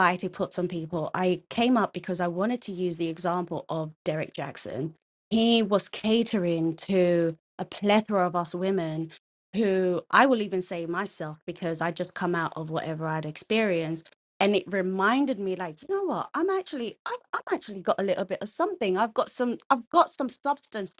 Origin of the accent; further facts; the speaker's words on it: Nyeri, Nyeri County, Kenya; I'm a Kikuyu woman, so, you know, and I'm from Nyeri